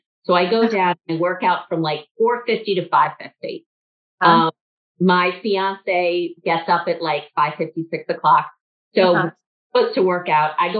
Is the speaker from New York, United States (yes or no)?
yes; New York City, New York, United States; also born or lived in suburbs of Chicago; now in Chicago, United States; I grew up in a city. I grew up in New York City